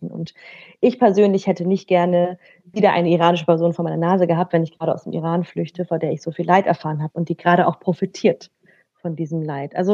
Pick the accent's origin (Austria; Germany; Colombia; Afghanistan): Afghanistan; Was ich nämlich gewohnt bin als Afghanin, dass ich sehr viel Solidarität habe mit äh, anderen äh, betroffenen Menschen